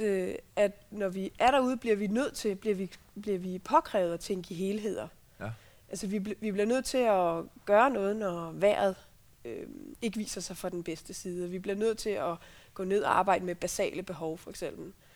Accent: Central Jutland, Central Denmark Region, Denmark; jeg er opvokset på Midtjylland

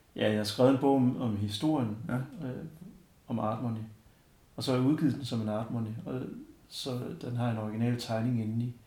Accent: Denmark; jeg var dansker

